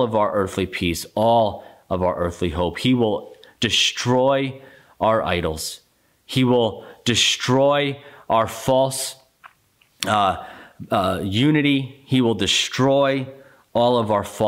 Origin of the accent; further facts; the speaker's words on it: United States; as American citizens